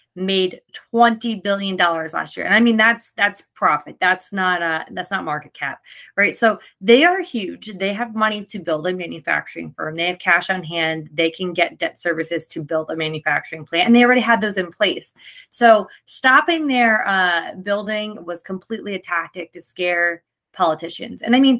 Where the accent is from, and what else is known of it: New Jersey, United States; born or raised there